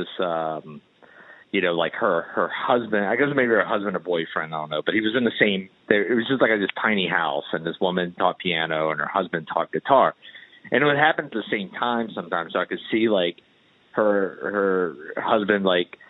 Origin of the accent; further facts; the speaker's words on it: Danville, Virginia, United States; where I grew up in Danville, Virginia